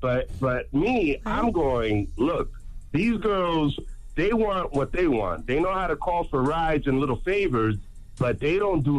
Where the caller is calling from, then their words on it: New York City, New York, United States; Yo, man, these girls out here in Norfolk, Virginia are whack, man. I'm from New York.